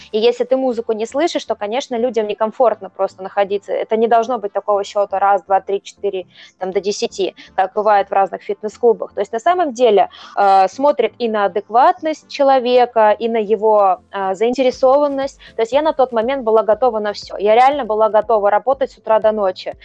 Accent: Voronezh, Voronezh Oblast, Russia; в моем родном городе, да, мы же живем в Воронеже

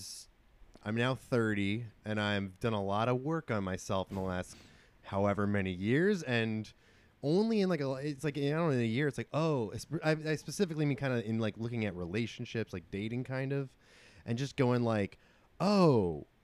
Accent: New York City, New York, United States; I'm like a New Yorker guy.

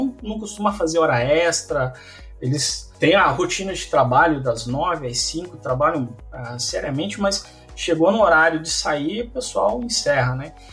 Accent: Mafra, Santa Catarina, Brazil; moved away as an adult; also born or lived in Campinas; now in Brno, Czechia; eu sou de Mafra, Santa Catarina

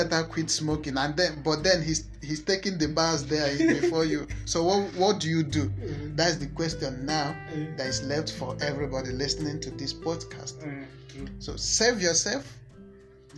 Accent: Nigeria; I'm a Nigerian.

